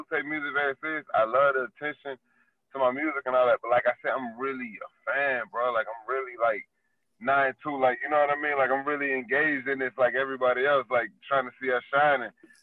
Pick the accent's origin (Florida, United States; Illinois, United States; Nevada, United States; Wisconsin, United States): Florida, United States; Miami; I'm from Miami